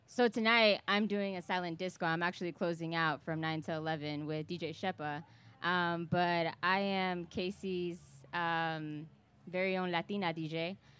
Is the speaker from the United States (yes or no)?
yes; Kansas City, Missouri, United States; I'm from Kansas City. I live here